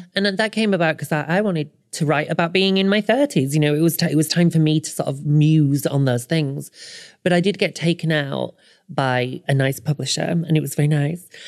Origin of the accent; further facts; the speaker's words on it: the north of England, United Kingdom; moved away; I am an author originally from the north, but now I live on the south coast